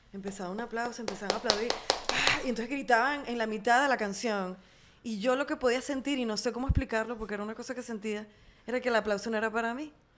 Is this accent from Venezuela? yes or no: yes; Venezuela; en mi país o en mi entorno venezolano